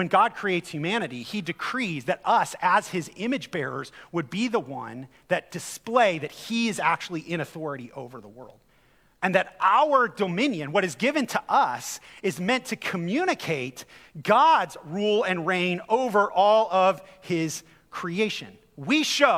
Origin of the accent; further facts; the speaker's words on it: United States; I grew up in America